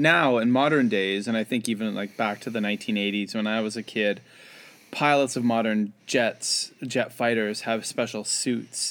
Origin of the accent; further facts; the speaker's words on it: Canada; as a kid growing up in Canada